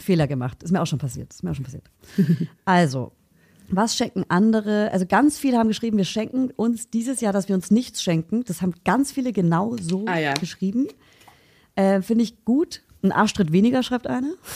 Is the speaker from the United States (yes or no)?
yes; United States; now in Berlin, Germany; bei uns in Amerika